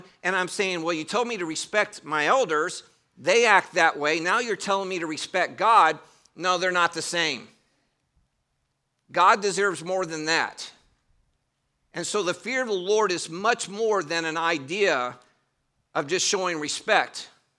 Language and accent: English; Northern United States, United States; I grew up in the North. You may hear that I don't have a Southern accent.